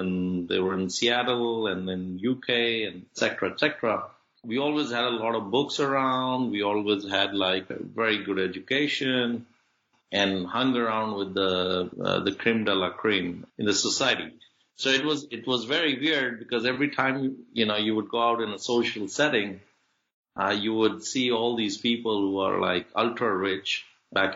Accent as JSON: {"language": "English", "town": "Faridabad", "region": "Haryana", "country": "India", "tie": "born or raised there", "also_born_or_lived": "Birmingham, England", "said": "my dad set up a shop outside New Delhi in a small town called Faridabad. We grew up there in a lower middle class kind of setting"}